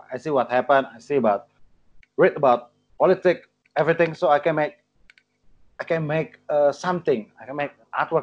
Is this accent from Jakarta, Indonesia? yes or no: yes; Jakarta, Indonesia; English is a second language; moved away as an adult; now in Yogyakarta, Indonesia; I was born in Jakarta, and I moved to Jogja in 1st of January in 2014